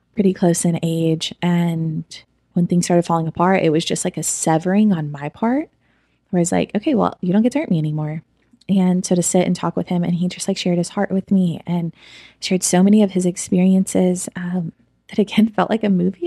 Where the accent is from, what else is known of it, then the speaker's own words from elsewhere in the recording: Edmond, Oklahoma, United States; I grew up in Edmond, Oklahoma